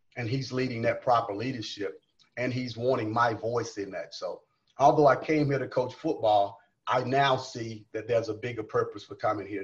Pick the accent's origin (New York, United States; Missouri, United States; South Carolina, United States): South Carolina, United States; moved away as an adult; now in Lubbock, United States; I'm from South Carolina.